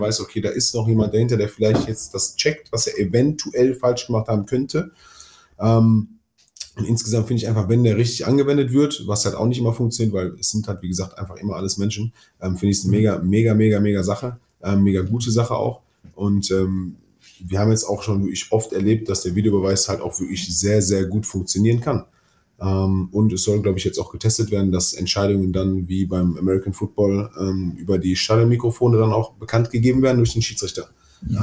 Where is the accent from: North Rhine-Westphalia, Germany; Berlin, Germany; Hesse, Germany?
North Rhine-Westphalia, Germany; Duisburg; meine Heimatstadt